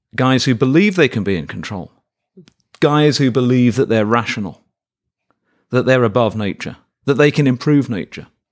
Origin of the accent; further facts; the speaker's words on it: Birmingham, West Midlands, United Kingdom; moved away as an adult; now in Davis, United States; my hometown of Birmingham in England